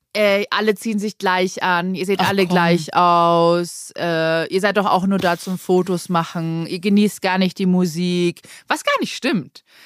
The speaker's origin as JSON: {"language": "German", "country": "Germany", "said": "bei uns in Deutschland"}